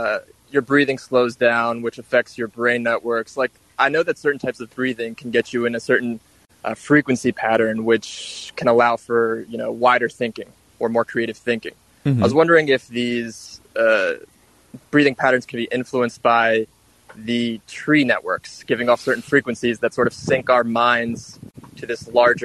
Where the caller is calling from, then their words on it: Trenton, New Jersey, United States; from Trenton.